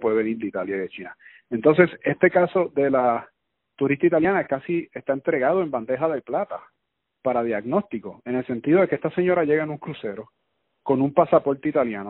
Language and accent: Spanish; Puerto Rico; nosotros los puertorriqueños